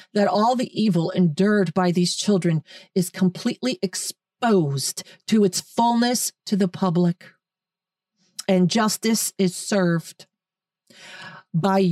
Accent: United States; We're American. This is America

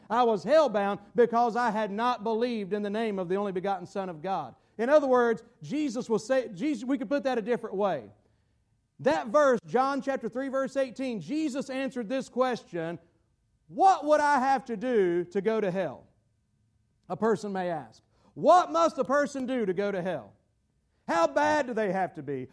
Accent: Gastonia, North Carolina, United States; my hometown in Gastonia, North Carolina

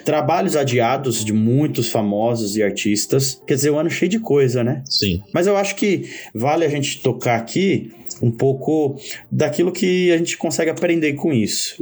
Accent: Poá, São Paulo, Brazil; eu que cresci em Poá

